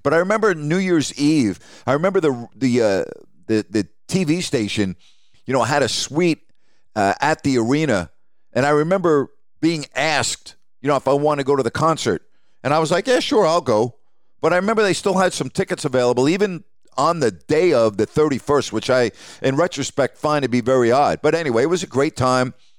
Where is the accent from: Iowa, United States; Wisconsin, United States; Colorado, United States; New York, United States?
New York, United States; Long Island; moved away as an adult; also born or lived in Decatur, Illinois / Sacramento, California; growing up on Long Island, where in the winter it's brutally cold at times